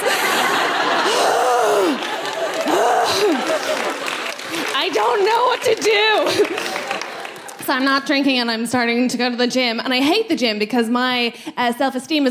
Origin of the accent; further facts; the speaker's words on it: Ireland; as an Irish woman